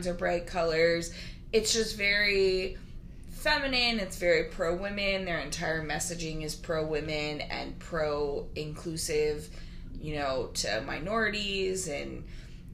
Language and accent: English; Florida, United States; moved away; I grew up in Florida where Albertsons are in, like, every town